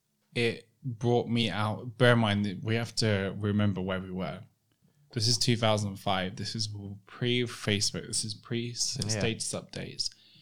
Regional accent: London, United Kingdom; where I grew up in Southeast London, there was no one like me there.

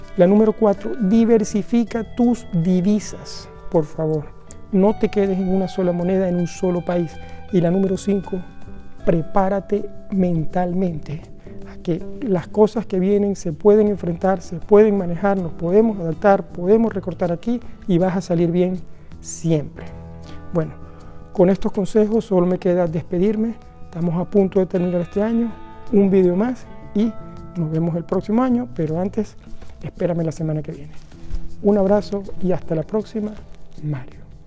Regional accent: Venezuela; now in Norway; el país de donde vengo, Venezuela

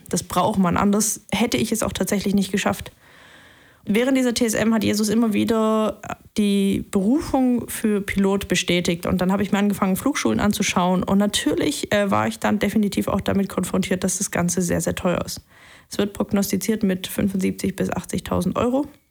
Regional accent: Leipzig, Saxony, Germany; moved away as an adult; now in Tübingen, Germany; ich bin in Leipzig aufgewachsen, bin dann nach Tübingen hierher zurückgekommen

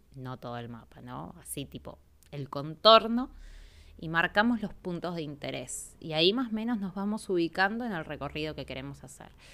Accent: Argentina; soy argentina

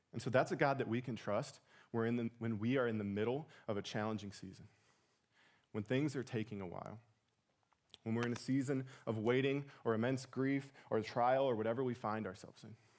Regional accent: Portage, Indiana, United States; moved away; we're from Portage, Indiana

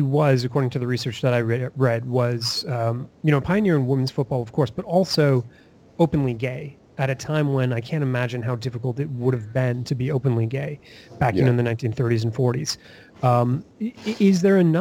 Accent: Canada; I'm Canadian

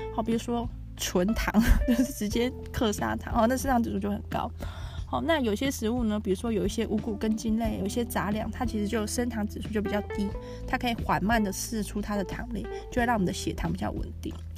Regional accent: Taiwan; 我们是台湾人

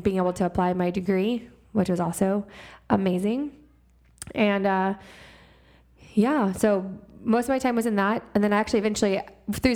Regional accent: Houston, Texas, United States; moved away as an adult; I am from Texas, born and raised in Houston, Texas

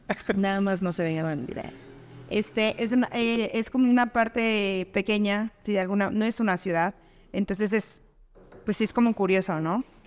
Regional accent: Veracruz, Mexico; now in Texcoco, Mexico; yo soy de provincia, yo soy de Veracruz

